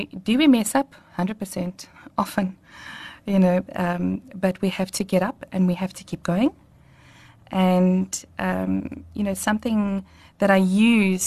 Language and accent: English; Welkom, Free State, South Africa; I grew up in Welkom in the Free State